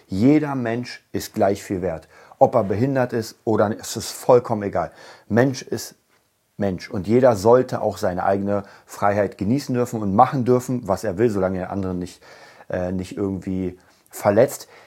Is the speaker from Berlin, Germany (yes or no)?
yes; Berlin, Germany; ich komme aus Berlin, ich komme aus Berlin-Kreuzberg, ich habe da sehr, sehr, sehr lange gelebt.